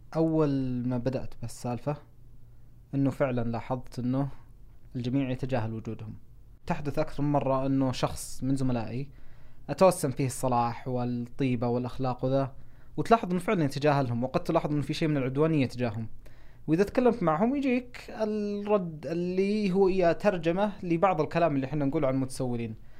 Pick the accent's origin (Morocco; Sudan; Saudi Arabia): Saudi Arabia; moved away as an adult; also born or lived in Seattle, Washington, United States; انا ما قد طلعت ابدا من السعوديه قبل ما اروح ادرس